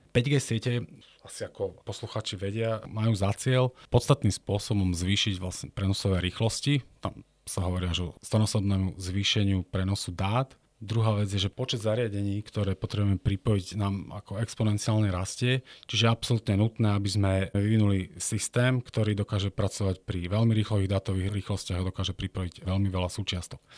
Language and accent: Slovak; Tvrdošín, Žilina Region, Slovakia; moved away as an adult; now in Stupava, Slovakia; Ja som z Oravy, otec pracoval v Tesla Orava. Potom som vlastne ukončil strednú priemyselnú školu elektrotechnickú no, e, na mojej rodnej Orave v Tvrdošine